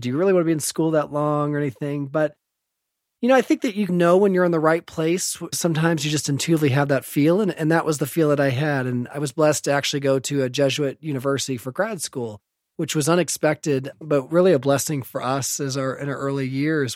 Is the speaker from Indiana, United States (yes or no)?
yes; Evansville, Indiana, United States; moved away as an adult; also born or lived in St. Louis; I was born in Indianapolis, but I grew up on the west side of Evansville